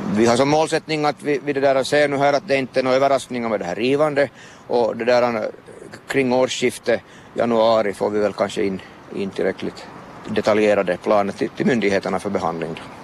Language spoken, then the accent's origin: Swedish; Vaasa, Ostrobothnia, Finland; som Vasabo har man relation till, till större byggnader